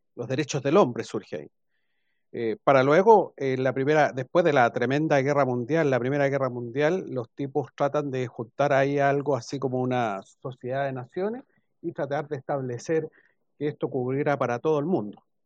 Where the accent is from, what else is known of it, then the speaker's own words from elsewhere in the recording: Chile; nosotros como Chile, como chilenos